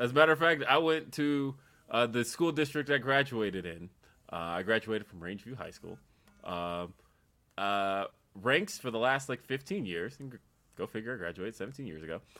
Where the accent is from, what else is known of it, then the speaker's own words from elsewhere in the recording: United States; I'm fucking American